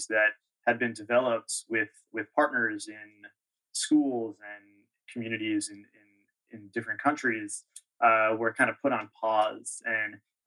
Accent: Long Island, New York, United States; also born or lived in Red Hook, New York; I grew up on Long Island

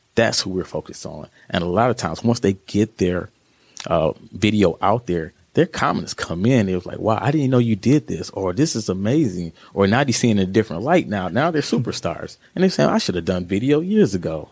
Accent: Joliet, Illinois, United States; also born or lived in Hollywood, California / Carbondale, Illinois; I'm from the Chicago area out of Joliet.

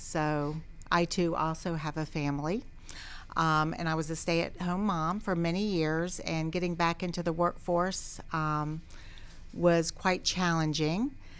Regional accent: Atlanta, Georgia, United States; I am a native Atlantan, thank you. Yes, born and raised in the city of Atlanta, right near Emory University. I too went to Georgia State University.

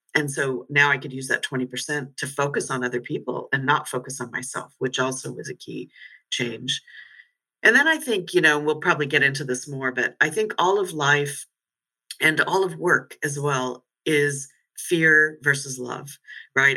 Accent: United States; moved away as an adult; also born or lived in London; I'm no longer purely American. I'm certainly not British um, or European

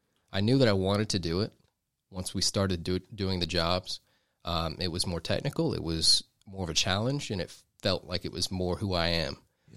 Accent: Duluth, Georgia, United States; I've grown up in Georgia. I was born in Duluth. I went to Duluth High School, graduated from Georgia, and I've been here for most of my life.

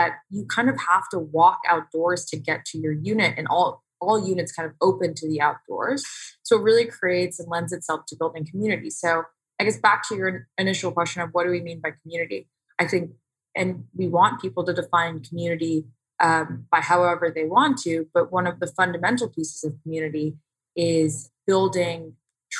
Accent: Houston, Texas, United States; now in Tempe, United States; I actually was born and raised in Houston

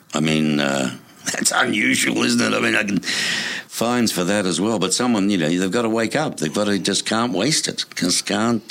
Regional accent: Melbourne, Victoria, Australia; now in Tucson, United States; my hometown, Melbourne, Australia

